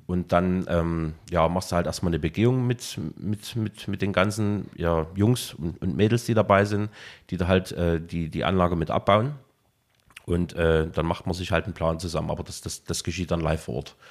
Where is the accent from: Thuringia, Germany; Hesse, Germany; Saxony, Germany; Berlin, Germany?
Saxony, Germany; also born or lived in Leipzig; 89 war ein sehr, sehr geburtenstarkes Jahr bei uns, äh, zumindest bei uns in, in, in Sachsen gewesen.